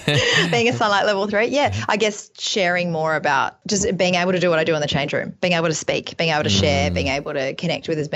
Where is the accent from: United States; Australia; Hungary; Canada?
Australia; as an Australian